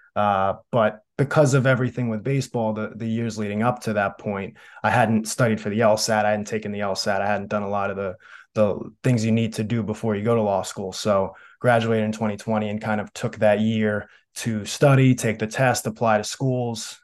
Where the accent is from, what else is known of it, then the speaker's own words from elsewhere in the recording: Smithtown, New York, United States; moved away; growing up on Long Island, my goal was to, first of all, have a great career at Smithtown West